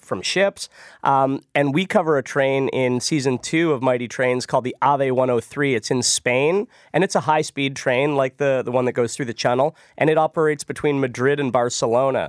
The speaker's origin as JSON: {"language": "English", "town": "Ottawa", "region": "Ontario", "country": "Canada", "tie": "born or raised there", "said": "I grew up in Ottawa"}